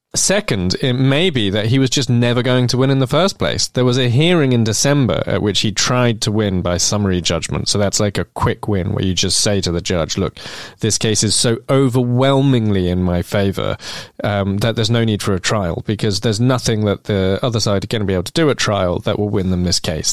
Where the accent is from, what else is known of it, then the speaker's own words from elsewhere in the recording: London, United Kingdom; where I grew up in Islington